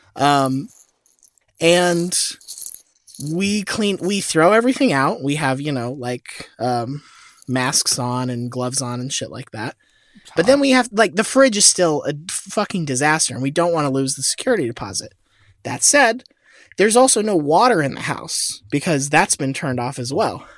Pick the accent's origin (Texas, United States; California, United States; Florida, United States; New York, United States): Florida, United States; I was born in Florida